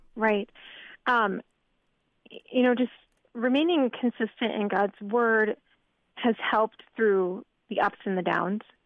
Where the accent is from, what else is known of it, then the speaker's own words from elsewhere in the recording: northern New Jersey, United States; moved away as an adult; also born or lived in Iowa; I grew up on the East Coast in northern New Jersey